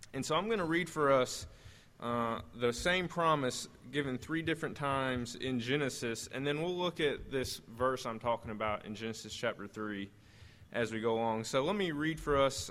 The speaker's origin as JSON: {"language": "English", "region": "southern Missouri", "country": "United States", "tie": "born or raised there", "moved": "yes", "said": "I actually did most of my growing up in Missouri, like southern Missouri."}